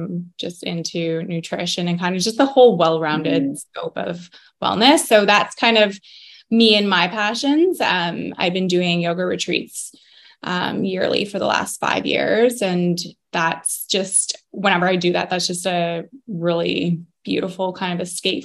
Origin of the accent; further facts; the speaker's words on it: Barrie, Ontario, Canada; also born or lived in Waterdown, Ontario; I'm kind of born and raised in Barrie